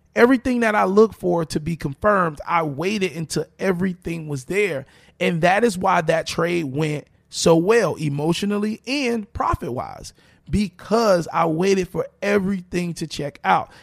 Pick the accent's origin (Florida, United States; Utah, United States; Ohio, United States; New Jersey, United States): Florida, United States; Miami; I'm born and raised in Miami